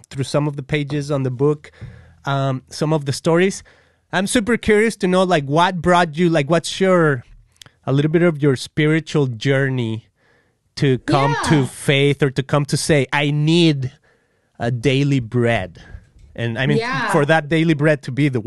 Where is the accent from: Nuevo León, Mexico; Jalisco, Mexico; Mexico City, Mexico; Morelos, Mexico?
Jalisco, Mexico; Guadalajara; moved away as an adult; I'm from Guadalajara, yes. Mexico, and it's kind of like central Mexico and to the west